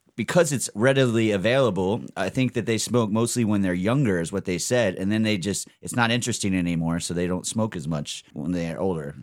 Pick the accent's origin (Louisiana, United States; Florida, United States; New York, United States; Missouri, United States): Florida, United States; Fort Lauderdale; moved away as an adult; also born or lived in North Carolina / Madrid, Spain; now in Amsterdam, Netherlands; I grew up in, uh, from Florida, North Carolina, that area, East Coast